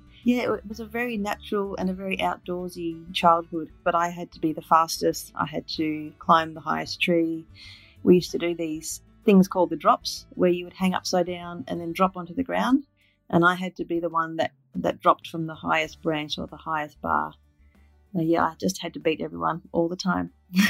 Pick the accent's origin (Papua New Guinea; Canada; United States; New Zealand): Papua New Guinea; also born or lived in Northern Territory, Australia; was actually born in Papua New Guinea on the very north coast. My father was a missionary pilot, and we grew up in Papua New Guinea and also in Northern Territory in Australia.